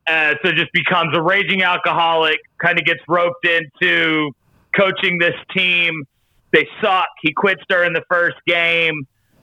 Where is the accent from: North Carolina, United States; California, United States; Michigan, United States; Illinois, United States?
North Carolina, United States; I'm from North Carolina.